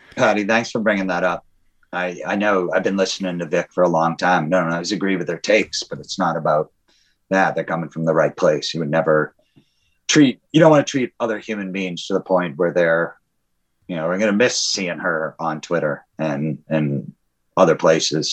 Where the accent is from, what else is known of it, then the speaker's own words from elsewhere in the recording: United States; as an American